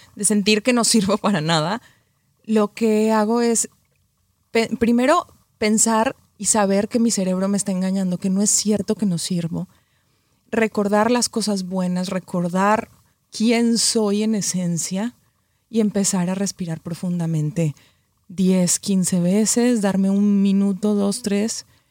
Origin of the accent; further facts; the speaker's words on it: Colombia; moved away as an adult; also born or lived in Mexico; now in Los Angeles, United States; Yo soy colombiana, viví 13 años en México, ahora vivo en Los Ángeles hace un año justo